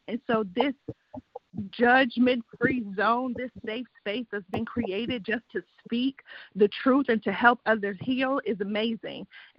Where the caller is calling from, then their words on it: Grapevine, Texas, United States; I'm calling from Grapevine, Texas.